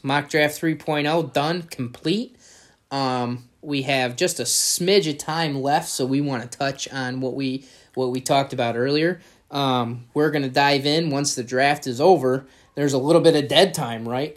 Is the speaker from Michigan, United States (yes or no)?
yes; Michigan, United States; We're from Michigan. We're Michigan guys.